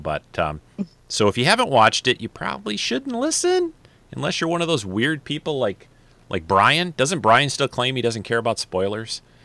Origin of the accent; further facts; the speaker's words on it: Detroit, Michigan, United States; I grew up in Detroit